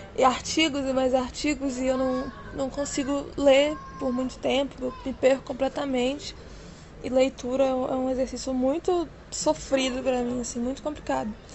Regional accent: Contagem, Minas Gerais, Brazil; eu sou de Contagem, que é colado ali em Belo Horizonte, Minas Gerais

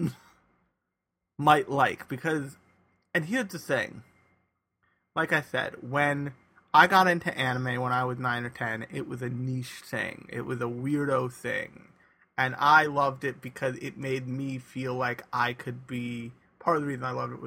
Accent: United States; we are not used to as American anime fans

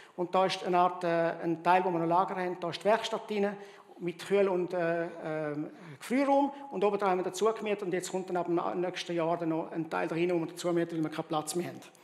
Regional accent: Rwanda; moved away; ich bin in Zentralafrika in Ruanda aufgewachsen

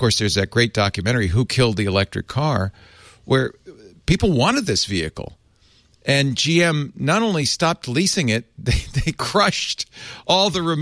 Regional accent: California, United States; I'm from California. This is car culture country.

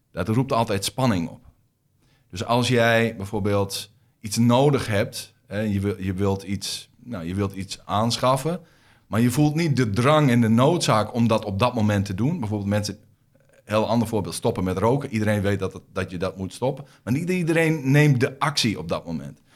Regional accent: Groningen, Netherlands; accent: Groningen; also born or lived in Rotterdam; je hoort aan mijn accent dat ik uit Groningen kom

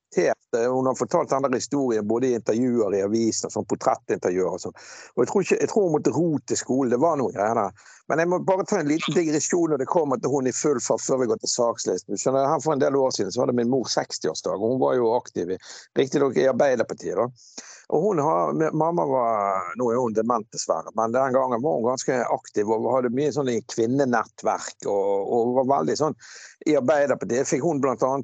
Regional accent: Bergen, Vestland, Norway; moved away as an adult; now in Askøy, Norway; jeg kommer fra Laksevåg

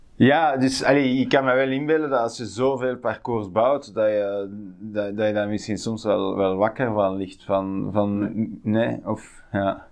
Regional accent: Tervuren, Flanders, Belgium; de bossen waar ik opgegroeid ben in Tervuren.

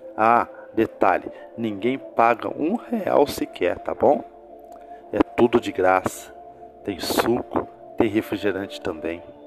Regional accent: Brazil

